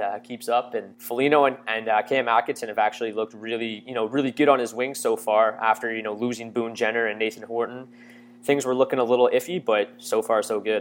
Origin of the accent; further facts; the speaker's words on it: Windsor, Ontario, Canada; I'm from Windsor, Ontario, so I went to a local college, uh, in Ontario here